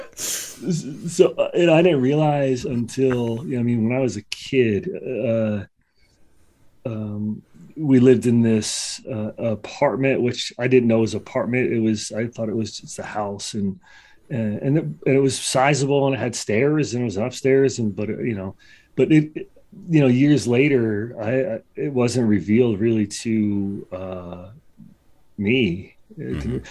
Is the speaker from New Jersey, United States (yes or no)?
yes; Trenton, New Jersey, United States; born and raised in Trenton, New Jersey.